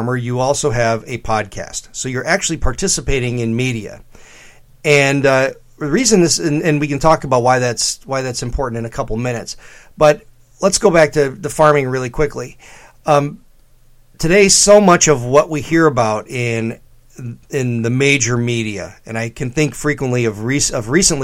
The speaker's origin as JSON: {"language": "English", "region": "Illinois", "country": "United States", "also_born_or_lived": "DeKalb, Illinois", "said": "I'm from Illinois too"}